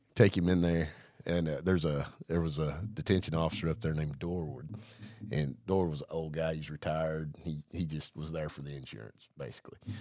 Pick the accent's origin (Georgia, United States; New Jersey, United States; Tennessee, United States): Georgia, United States; Blairsville; also born or lived in Hawaii; I'm from the North Georgia mountains